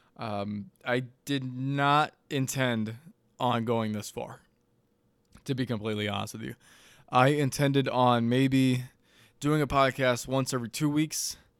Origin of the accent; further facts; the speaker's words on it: Madison, United States; moved away; back in Madison, my hometown